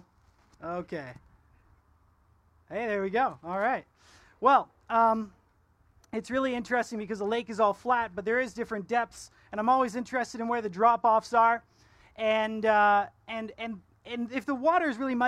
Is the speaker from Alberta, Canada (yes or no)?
no; Ontario, Canada; now in Kelowna, Canada; I'm from Ontario. That's where I was born.